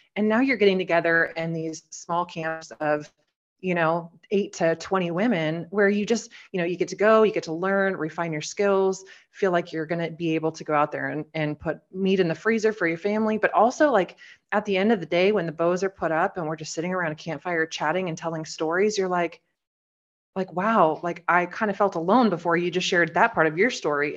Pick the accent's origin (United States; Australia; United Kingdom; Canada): United States; Oregon; So I'm from Oregon, just a small town girl. I actually live four driveways down from where I grew up